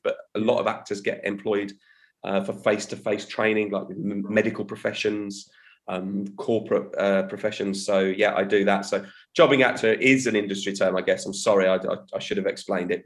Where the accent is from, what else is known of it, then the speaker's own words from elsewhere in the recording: Birmingham, West Midlands, United Kingdom; now in Guildford, United Kingdom; I'm originally from the Midlands, from Birmingham. Um, that's my home turf. I now live down south